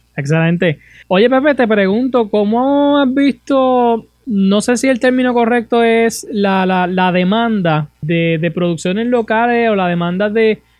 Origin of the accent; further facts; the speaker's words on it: Puerto Rico; como puertorriqueños, como residentes de, este país